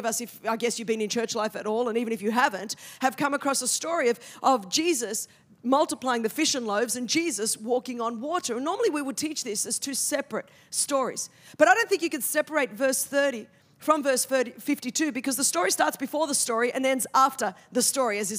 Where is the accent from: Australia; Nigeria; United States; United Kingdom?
Australia; I'm from Australia, where we speak the Queen's English.